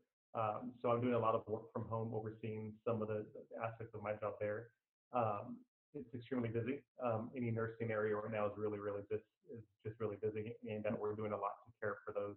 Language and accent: English; Corpus Christi, Texas, United States; moved away as an adult; also born or lived in Austin / Pflugerville / Georgetown / Round Rock; now in San Marcos, United States; I'm actually originally from Corpus Christi, Texas